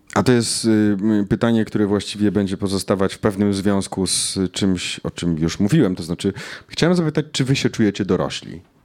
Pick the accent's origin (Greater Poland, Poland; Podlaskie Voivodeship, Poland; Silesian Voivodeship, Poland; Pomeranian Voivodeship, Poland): Silesian Voivodeship, Poland; Knurów; moved away; Jestem polonistą z Knurowa.